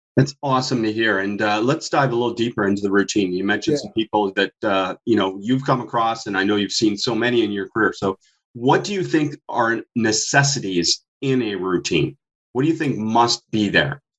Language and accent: English; Toronto, Ontario, Canada; I grew up in Toronto